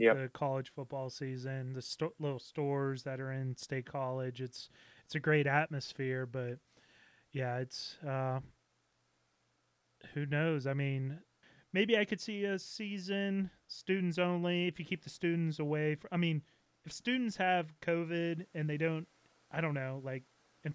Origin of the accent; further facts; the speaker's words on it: Pittsburgh, Pennsylvania, United States; We're both from Pittsburgh